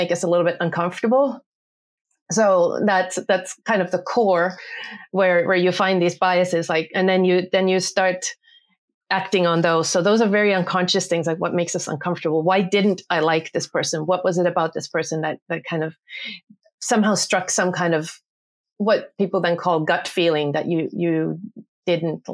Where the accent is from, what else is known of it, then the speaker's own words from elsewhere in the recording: Finland; I am from Finland and I'm an organizational psychologist.